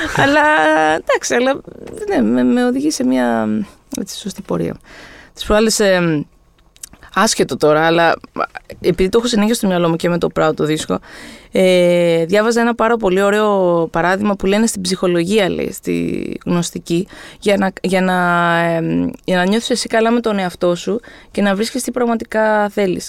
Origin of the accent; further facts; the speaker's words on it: Greece; είμαι από Ελλάδα